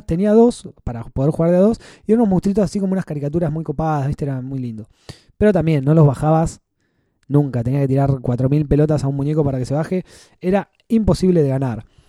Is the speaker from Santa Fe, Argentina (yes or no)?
no; San Clemente del Tuyú, Buenos Aires Province, Argentina; mi ciudad natal de San Clemente